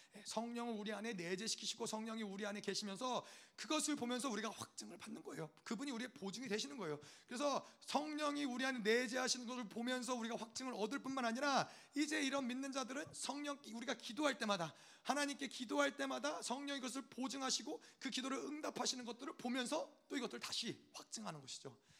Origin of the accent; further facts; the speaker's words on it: United States; 저는 미국 사람이니까